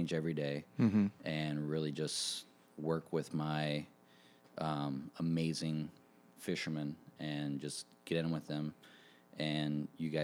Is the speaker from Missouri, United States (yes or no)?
no; Clemson, South Carolina, United States; also born or lived in Charleston, South Carolina / New York / San Francisco; I was born here in Charleston and then moved up to Clemson, South Carolina